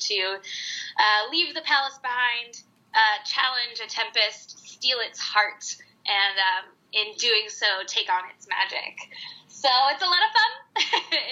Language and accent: English; Texas, United States; I grew up in Texas in Tornado Alley